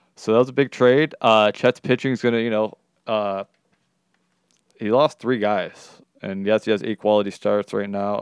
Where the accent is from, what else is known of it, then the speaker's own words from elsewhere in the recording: Detroit, Michigan, United States; I'm coming from Detroit